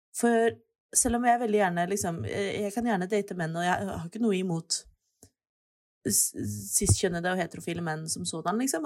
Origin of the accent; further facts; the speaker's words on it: Oslo, Norway; jeg er født og oppvokst i Oslo.